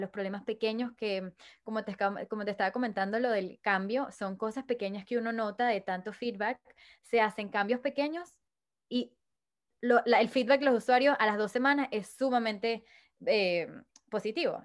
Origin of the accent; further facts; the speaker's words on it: Caracas, Capital District, Venezuela; soy de Venezuela." Me dijo, "¿Qué parte de Venezuela?" Le dije, "Caracas."